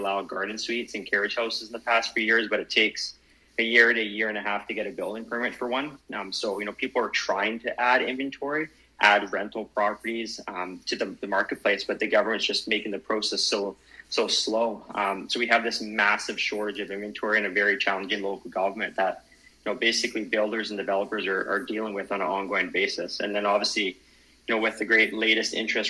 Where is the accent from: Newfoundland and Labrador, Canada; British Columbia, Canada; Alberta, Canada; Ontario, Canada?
British Columbia, Canada; Vancouver Island; we have a very interesting market here on Vancouver Island. I was born and raised here